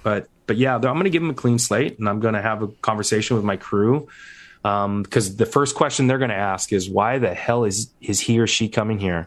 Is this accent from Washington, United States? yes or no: yes; Seattle, Washington, United States; When I grew up in Seattle, I was gonna be a Seattle firefighter